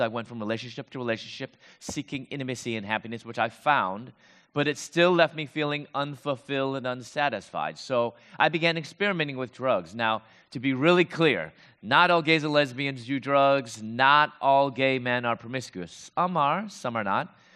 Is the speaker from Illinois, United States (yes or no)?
yes; Chicago, Illinois, United States; moved away as an adult; also born or lived in Louisville, Kentucky; I'm from Chicago, I moved to Louisville, Kentucky